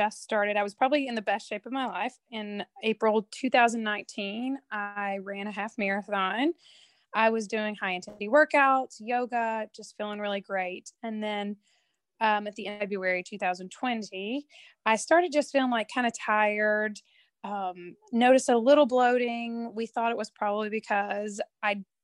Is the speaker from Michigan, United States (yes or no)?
no; Tennessee, United States; moved away as an adult; also born or lived in North Carolina / upstate New York; now in New York, United States; I am was born and raised in Tennessee